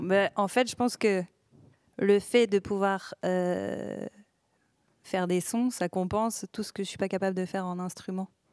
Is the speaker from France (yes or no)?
yes; Villeneuve-d'Ascq, Hauts-de-France, France; il y avait une grande communauté de ciganes à Villeneuve d'Ascq, là où j'ai grandi